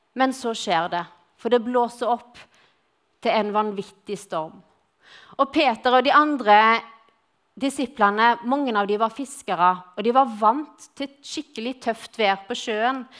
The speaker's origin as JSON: {"language": "Norwegian", "region": "Western Norway", "country": "Norway", "accent": "Western Norwegian (vestlending)", "moved": "as an adult", "lives_now": "Grimstad, Norway", "said": "så er jeg vestlending, og jeg kom til Grimstad for å studere. Og siden har jeg blitt."}